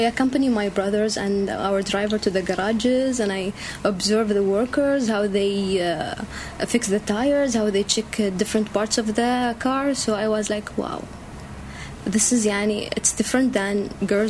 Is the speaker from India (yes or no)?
no; Sharjah, United Arab Emirates; I'm from Sharjah.